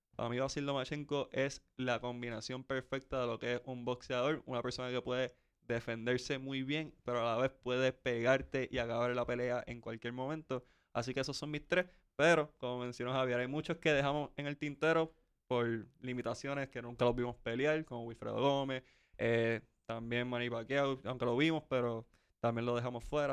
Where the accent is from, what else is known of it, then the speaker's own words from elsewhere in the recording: San Juan, Puerto Rico; soy de Coupey, así que viví eso en su apogeo